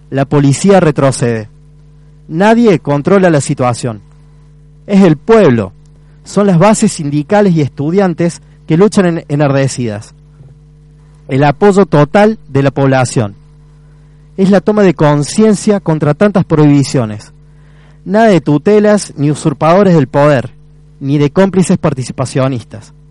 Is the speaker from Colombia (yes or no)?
no; Córdoba, Argentina; soy partícipe también, porque soy estudiante cordobés.